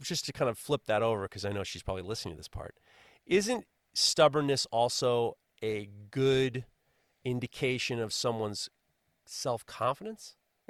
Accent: New York, United States; I'm from New York, for Christ's sakes.

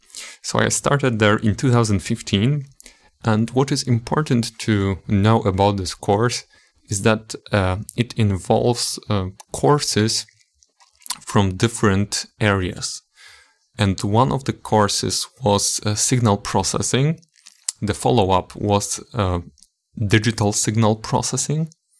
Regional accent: Poland; English is a second language; I was born in 1996 in Poland, and I lived all my life until I left for the university in Katowice.

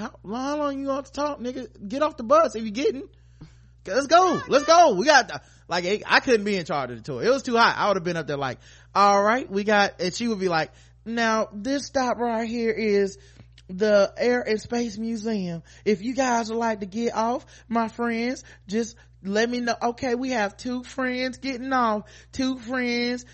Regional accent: North Carolina, United States; we from North Carolina

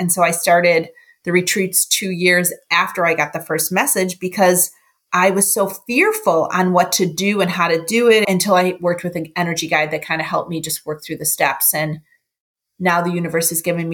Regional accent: Buffalo, New York, United States; now in Cleveland, United States; I grew up in Buffalo

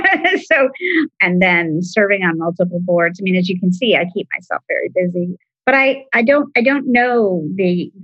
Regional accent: East Coast, United States; also born or lived in Washington, D.C. / Southern California; growing up on the East Coast and living in DC

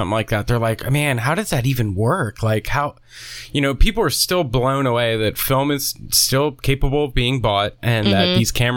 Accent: Pennsylvania, United States; I was a kid growing up in Pennsylvania

